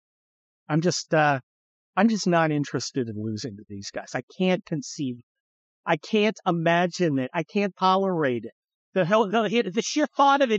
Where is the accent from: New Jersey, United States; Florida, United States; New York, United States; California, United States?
California, United States; growing up in the California